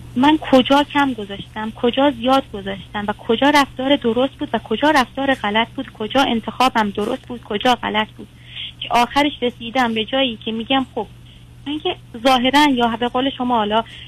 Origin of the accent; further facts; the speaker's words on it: Iran; توی بخشی از ایرانیم که سنتی هن خیلی